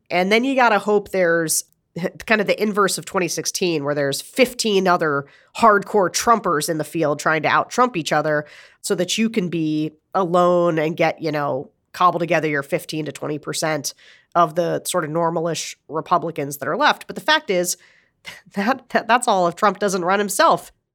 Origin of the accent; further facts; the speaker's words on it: Pennsylvania, United States; I'm from Pennsylvania